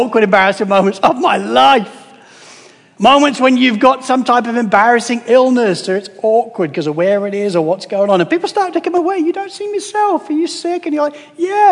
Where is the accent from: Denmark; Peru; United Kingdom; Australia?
United Kingdom; as a British guy